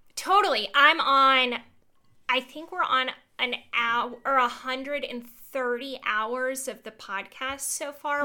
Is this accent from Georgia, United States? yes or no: yes; Georgia, United States; I am from Georgia. I went to Georgia